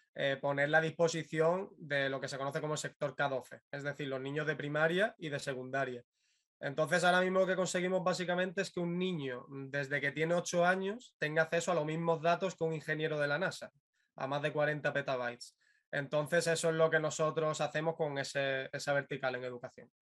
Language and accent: Spanish; Málaga, Andalusia, Spain; yo soy de Málaga